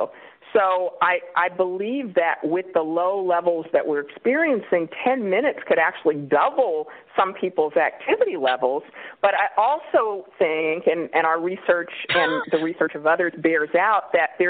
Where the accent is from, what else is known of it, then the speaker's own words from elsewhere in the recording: Kansas City, Kansas, United States; moved away as an adult; also born or lived in Illinois / North Carolina / Richmond, Virginia; now in California, United States; I'm from Kansas City, Kansas, originally